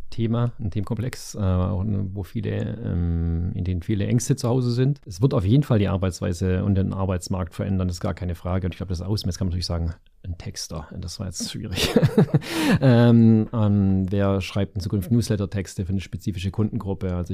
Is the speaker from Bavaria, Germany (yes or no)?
no; Stuttgart, Baden-Württemberg, Germany; ein Öl im Getriebe, wenn ich das sozusagen als äh, Stuttgarter sagen darf.